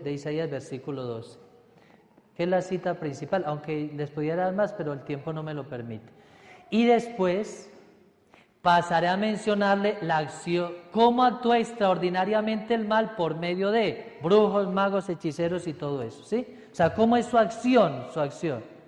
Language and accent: Spanish; Paisa, Antioquia, Colombia; soy paisa y hablo mucho